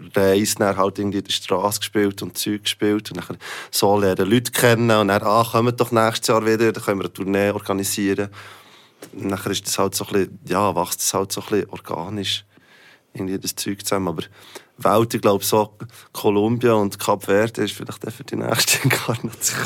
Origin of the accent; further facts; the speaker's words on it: Switzerland; wir sind alle Schweizer